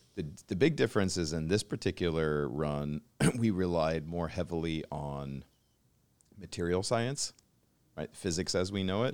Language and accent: English; Pacific Northwest, United States; we grew up together in the Pacific Northwest and shared the same childhood